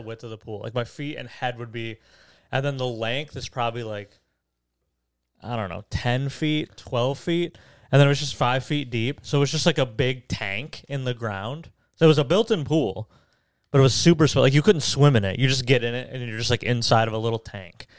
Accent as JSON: {"language": "English", "area": "Detroit area", "region": "Michigan", "country": "United States", "said": "Detroit area"}